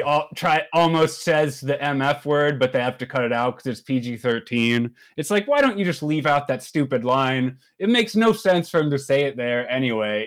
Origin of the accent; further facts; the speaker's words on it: Maryland, United States; I was born and raised in Maryland